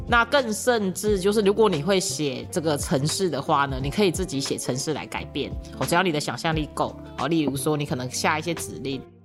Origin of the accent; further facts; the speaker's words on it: Tainan, Taiwan; 他是我们台南人